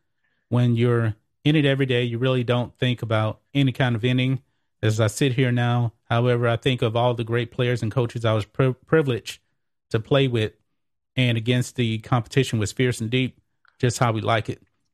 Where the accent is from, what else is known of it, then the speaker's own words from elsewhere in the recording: Texas, United States; just for Texas, but I'm biased. I'm a Texan.